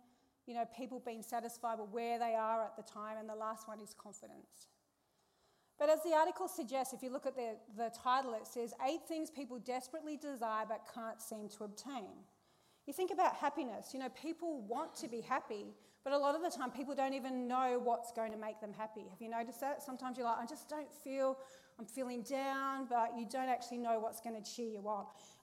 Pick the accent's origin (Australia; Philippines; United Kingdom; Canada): Australia; Perth, Western Australia; growing up, I grew up in Perth